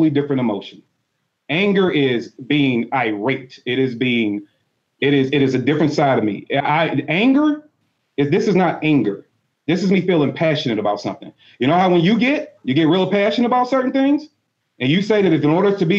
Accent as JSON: {"language": "English", "country": "United States", "tie": "born or raised there", "said": "I was born here in America"}